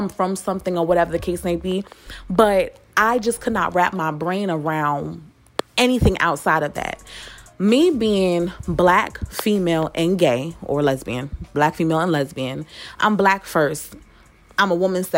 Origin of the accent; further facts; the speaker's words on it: New York, United States; I'm from New York